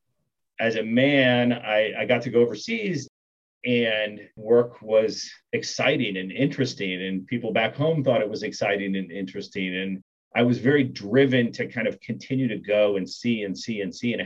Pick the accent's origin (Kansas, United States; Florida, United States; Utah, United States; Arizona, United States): Kansas, United States; moved away as an adult; also born or lived in Bangkok, Thailand / Singapore; I grew up in Kansas, which is a big part of who I am